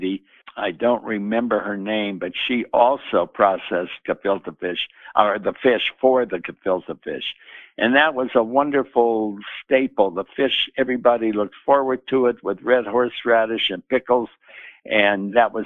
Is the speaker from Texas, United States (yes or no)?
no; Denver, Colorado, United States; I grew up on the West Side, which was like a very tight-knit Jewish community.